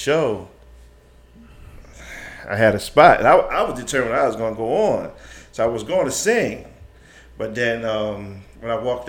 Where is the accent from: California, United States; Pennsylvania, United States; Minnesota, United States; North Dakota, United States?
Pennsylvania, United States; Chester; also born or lived in Philadelphia, Pennsylvania / New York City; now in North Carolina, United States; I'm Philadelphia, Pennsylvania, and Chester mostly